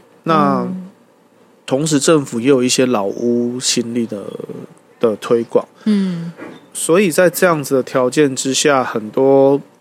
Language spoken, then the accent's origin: Chinese; Tainan, Taiwan; also born or lived in Kaohsiung; 回到我的故乡台南